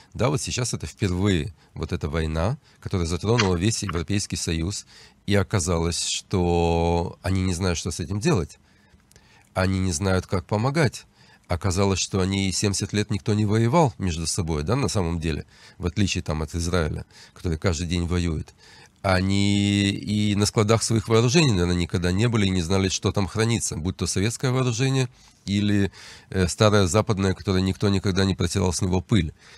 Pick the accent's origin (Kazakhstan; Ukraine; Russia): Ukraine; Odesa, Odesa Oblast; now in Israel; я сам выходец из Украины, с Одессы